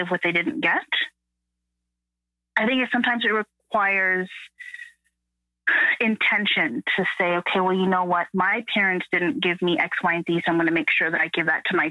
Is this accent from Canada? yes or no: yes; Canada; I'm first generation Canadian